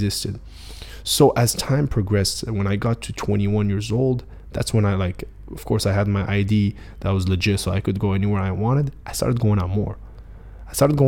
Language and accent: English; Casablanca, Casablanca-Settat, Morocco; moved away as an adult; also born or lived in Miami, United States; growing up in Casablanca, Morocco